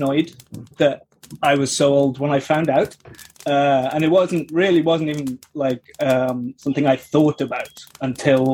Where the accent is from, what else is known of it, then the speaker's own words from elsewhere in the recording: United Kingdom; I'm very British